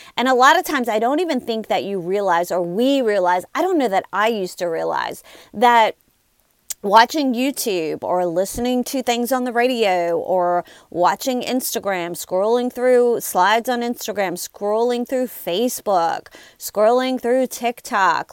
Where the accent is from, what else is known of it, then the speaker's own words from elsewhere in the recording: Louisiana, United States; I'm from Louisiana